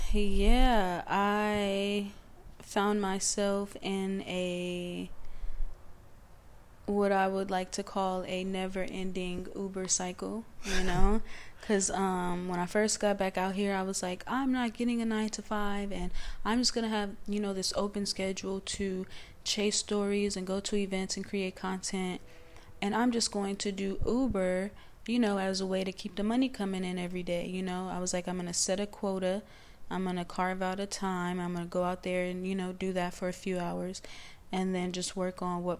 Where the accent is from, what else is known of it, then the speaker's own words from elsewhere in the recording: Los Angeles, California, United States; And, you know, I'm coming from South Central, so I am basically a, you know, a student of ….